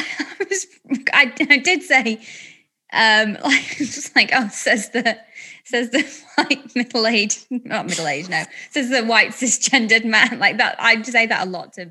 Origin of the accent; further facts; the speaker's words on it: Blackpool, North West England, United Kingdom; I'm from Blackpool